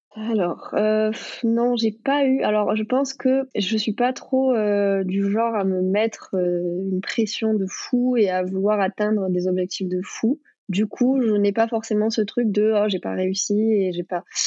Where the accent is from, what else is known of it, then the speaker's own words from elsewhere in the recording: Pays de Mirabeau, near Marseille, Provence-Alpes-Côte d'Azur, France; j'ai grandi bah, près de Marseille. J'ai grandi d'ailleurs au Pays de Mirabeau